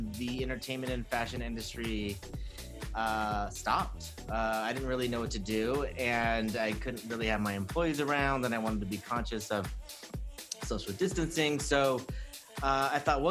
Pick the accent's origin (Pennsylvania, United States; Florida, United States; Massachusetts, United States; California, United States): California, United States; Hacienda Heights; also born or lived in Orange County / Hollywood / New York; I grew up in East LA County in Hacienda Heights